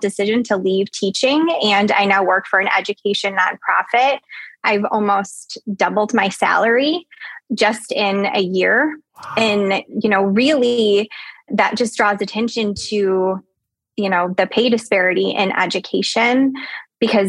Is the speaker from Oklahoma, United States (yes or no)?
no; Chicago, Illinois, United States; I'm from Chicago, Illinois